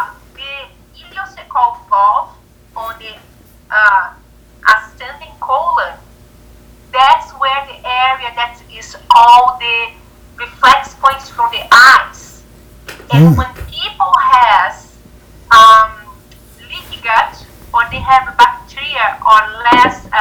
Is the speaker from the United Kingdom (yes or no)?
no; Brazil; moved away as an adult; now in United States; I'm from Brazil